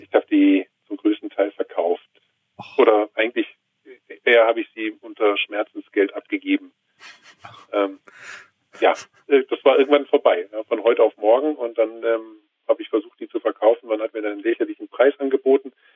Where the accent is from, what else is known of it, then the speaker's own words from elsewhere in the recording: Rhineland, Germany; now in Bavaria, Germany; ich komme gebürtig nicht aus Bayern, sondern aus einem schönen Rheinland